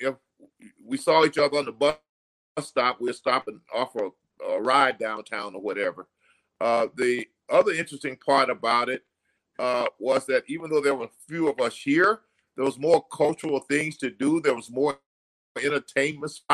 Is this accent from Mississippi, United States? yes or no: yes; Natchez, Mississippi, United States; moved away as an adult; now in Minneapolis, United States; I'm a Southern boy from Natchez, Mississippi. So I grew up in Natchez, came here after high school to attend the University of Minnesota